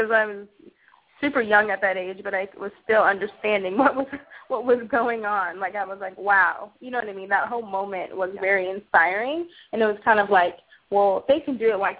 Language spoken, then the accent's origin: English; Los Angeles, California, United States; moved away as an adult; now in Chicago, United States; I'm from Los Angeles originally.